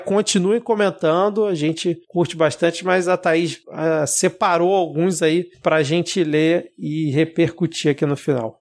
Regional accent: Rio de Janeiro, Brazil; sempre morei a minha vida toda aqui no Rio de Janeiro

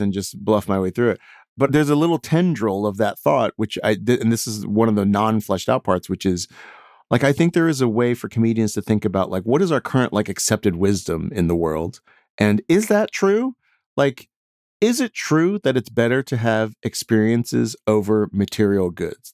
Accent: Houston, Texas, United States; I grew up in Houston

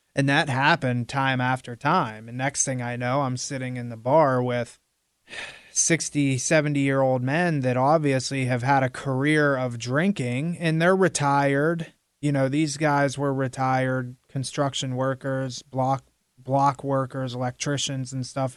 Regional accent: Midwestern Pennsylvania, United States; now in South Florida, United States; growing up in Midwestern Pennsylvania

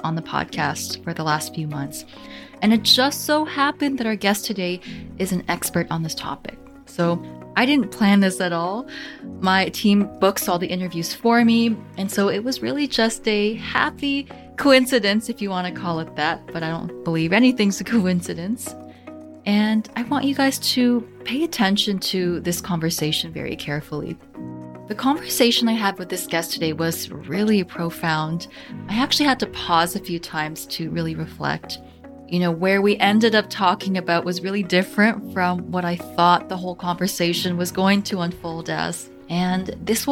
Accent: Canada; also born or lived in near Toronto; I'm Canadian, so I'm close to Toronto

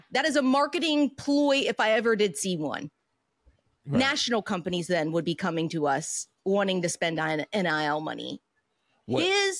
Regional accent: West Virginia, United States; I love my home state of West Virginia.

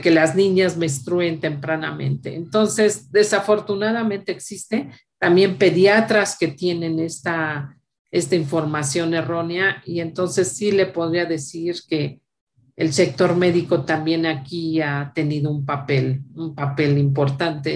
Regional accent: Mexico

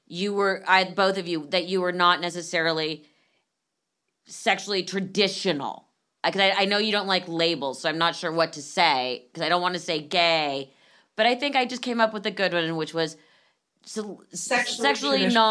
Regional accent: Los Angeles, California, United States; I went to Marlboro and then finished at Buckley.

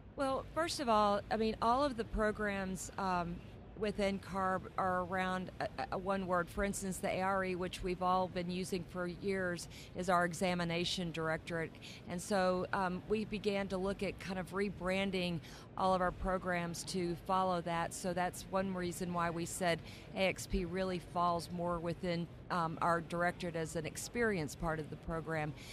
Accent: Texas, United States; I grew up in Texas

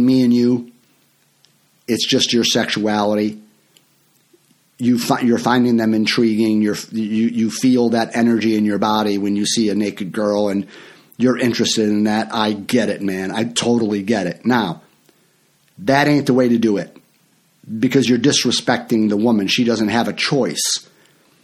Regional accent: Franklin Park, Illinois, United States; I grew up in Franklin Park, Illinois

